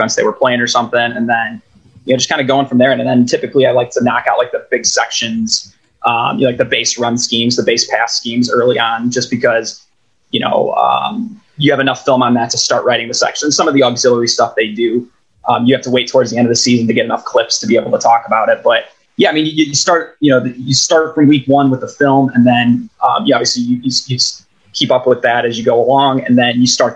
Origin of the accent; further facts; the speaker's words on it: Chicago, Illinois, United States; I grew up in Chicago and I still am a Chicago Bears fan. You know, I'm from the West suburbs